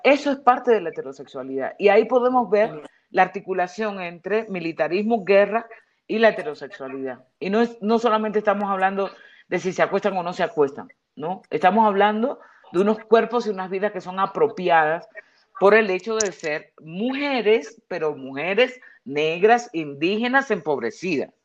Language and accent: Spanish; Dominican Republic; moved away; dos caribeñas dominicanas seamos